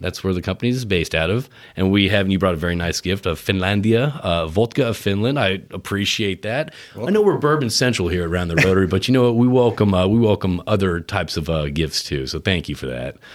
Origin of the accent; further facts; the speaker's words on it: Connecticut, United States; now in Texas, United States; I grew up in Connecticut